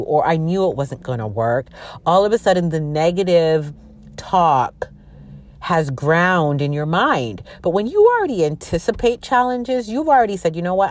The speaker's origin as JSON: {"language": "English", "country": "Canada", "tie": "born or raised there", "also_born_or_lived": "Jamaica (ancestry)", "said": "I'm from Jamaican descent. My parents are from Jamaica, and they migrated, uh, to Canada, and that's where I was born"}